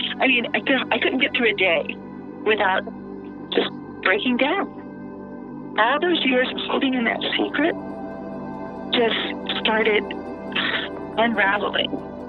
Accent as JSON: {"language": "English", "town": "Alexandria", "region": "Louisiana", "country": "United States", "tie": "born or raised there", "lives_now": "Baton Rouge, United States", "said": "I live in Baton Rouge. I'm happily married. I have three healthy and happy children. I grew up in Alexandria."}